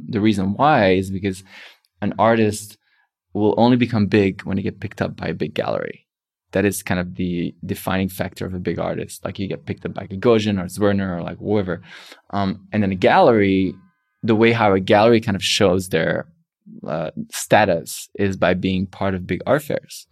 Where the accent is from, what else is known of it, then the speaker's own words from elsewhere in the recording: Belgium; I'm from Belgium